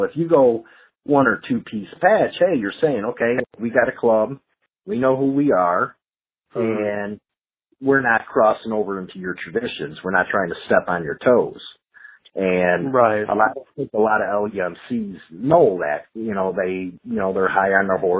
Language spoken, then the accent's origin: English; Chicago, Illinois, United States; my hometown of Chicago